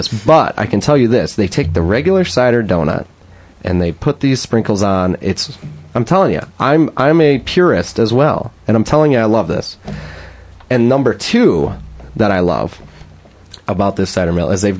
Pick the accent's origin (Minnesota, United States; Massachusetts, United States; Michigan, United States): Michigan, United States; Lake Orion; moved away; my hometown in Lake Orion